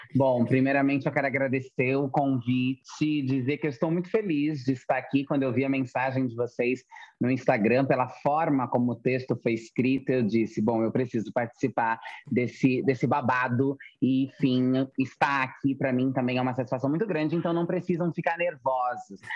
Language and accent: Portuguese; Francisco Morato, São Paulo, Brazil; also born or lived in Itu; eu sou uma travesti que cresci na periferia. Cresci em Francisco Morato, depois fui morar em Itu